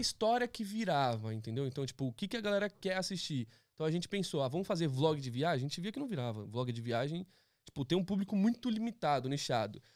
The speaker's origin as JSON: {"language": "Portuguese", "region": "São Paulo", "country": "Brazil", "also_born_or_lived": "Philadelphia / Los Angeles", "moved": "as an adult", "lives_now": "United States", "said": "eu vim do Capão Redondo"}